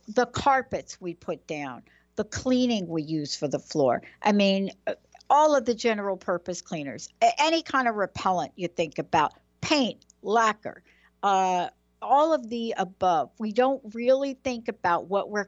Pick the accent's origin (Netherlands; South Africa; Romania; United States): United States; New York; I was born in New York